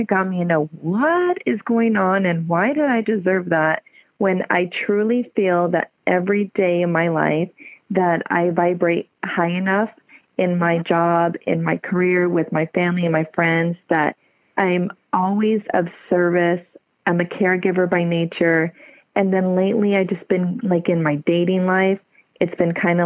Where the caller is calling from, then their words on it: California, United States; I'm calling from Olivers, California